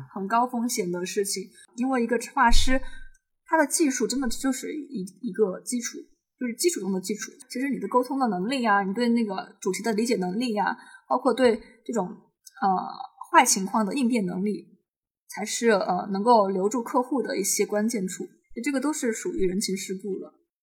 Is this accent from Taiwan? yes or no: no; Chengdu, Sichuan, China; 我现在人在成都，我就去主动地去找我在成都的中学的同学